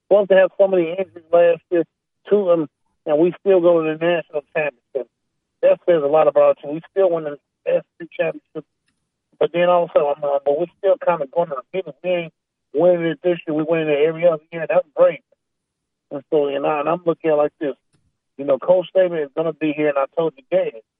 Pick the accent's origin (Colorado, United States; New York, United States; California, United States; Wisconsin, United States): California, United States; Oakland; I was born in Oakland